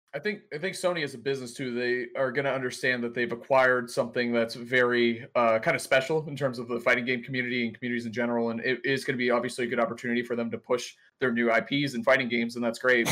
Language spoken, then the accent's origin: English; Boston, Massachusetts, United States; I'm from Boston